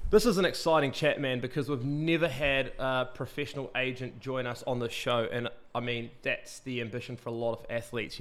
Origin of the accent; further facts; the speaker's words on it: New Plymouth, Taranaki, New Zealand; in my last year of high school, New Plymouth Boys High did beat Collegiate